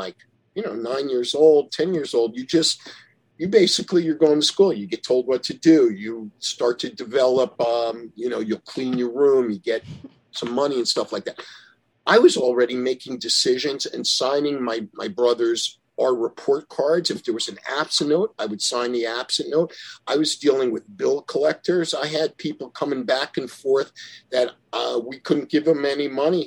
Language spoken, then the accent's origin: English; Yonkers, New York, United States; we lived in a garden apartment in Yonkers, New York